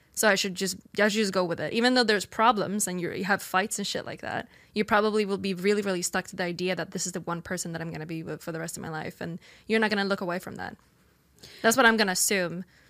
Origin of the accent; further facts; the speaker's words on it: Sweden; moved away as an adult; now in United States; I grew up in Sweden